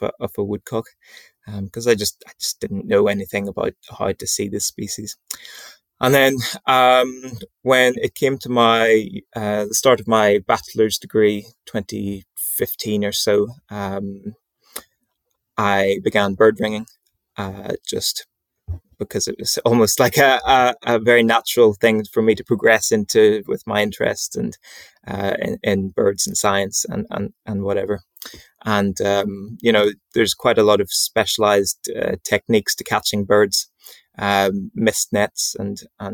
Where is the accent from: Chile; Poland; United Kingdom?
United Kingdom; Northern Ireland; near my home where I grew up in Northern Ireland, near to Loch Ness